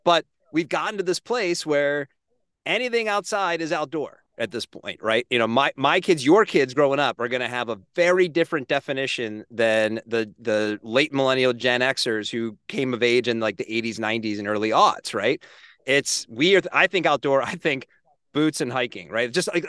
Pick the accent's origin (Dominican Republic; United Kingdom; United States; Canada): United States; Northeast; I kind of grew up with a pretty heavy anti Southeast bias growing up in the Northeast.